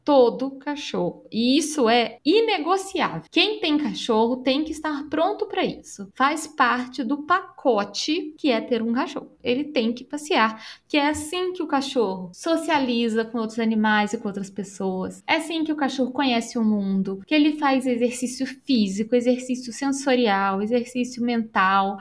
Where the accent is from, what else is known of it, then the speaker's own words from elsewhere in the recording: Belo Horizonte, Minas Gerais, Brazil; Eu sou de Belo Horizonte e tenho 34 anos